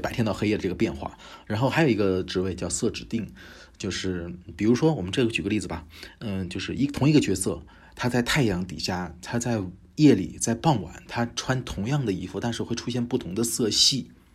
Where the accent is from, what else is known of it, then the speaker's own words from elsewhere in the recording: China; also born or lived in Japan; 现在已经回国了，在国内做，呃，动，动画，原创动画